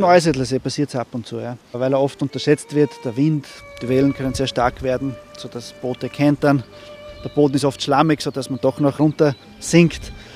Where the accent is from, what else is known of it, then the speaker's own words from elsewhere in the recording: Seewinkel, Burgenland, Austria; Bei uns im Seewinkel